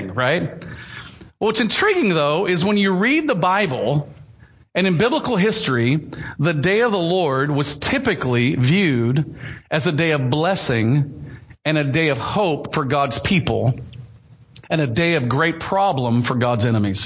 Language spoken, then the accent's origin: English; the South, United States; I grew up in Southern Baptist circles in the South